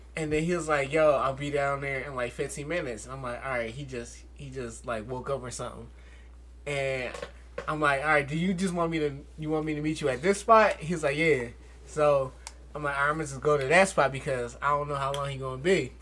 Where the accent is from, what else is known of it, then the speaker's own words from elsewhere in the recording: Philadelphia, Pennsylvania, United States; I was from Philly